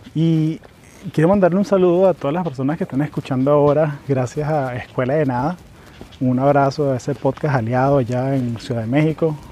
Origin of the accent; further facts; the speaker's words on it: Venezuela; now in United States; yo soy venezolano, vivo aquí en Estados Unidos hace ya casi 20 años